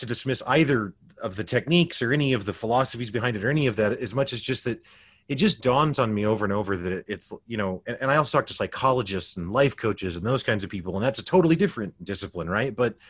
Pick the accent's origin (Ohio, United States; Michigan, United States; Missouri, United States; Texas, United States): Missouri, United States; Springfield; I grew up in the Midwest United States, Springfield, Missouri, which is known as the Bible Belt.